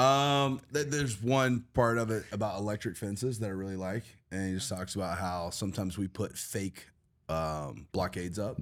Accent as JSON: {"language": "English", "region": "Alabama", "country": "United States", "moved": "yes", "said": "I'm originally from Alabama."}